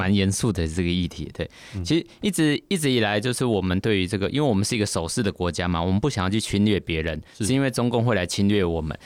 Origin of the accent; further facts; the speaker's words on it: Taiwan; 我们作为台湾人